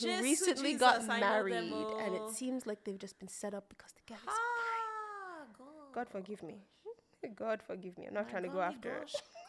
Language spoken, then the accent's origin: English; Nigeria; We're from Nigeria.